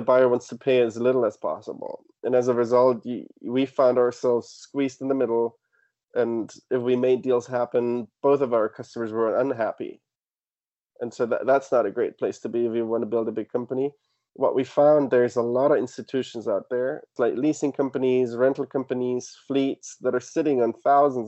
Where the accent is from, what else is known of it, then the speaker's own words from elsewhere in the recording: Germany; moved away; also born or lived in Australia; I studied abroad in Australia, but I grew up in Germany